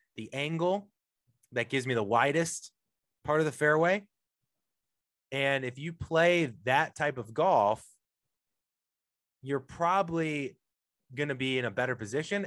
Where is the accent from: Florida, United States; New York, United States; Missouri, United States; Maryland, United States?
Missouri, United States; St. Louis; now in Los Angeles, United States; I'm from St. Louis originally. I'm in Los Angeles now